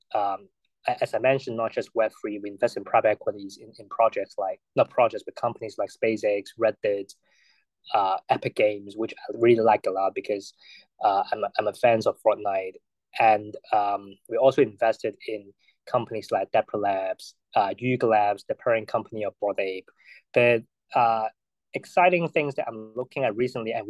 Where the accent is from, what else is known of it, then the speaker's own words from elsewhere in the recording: Hong Kong; I was born and raised in Hong Kong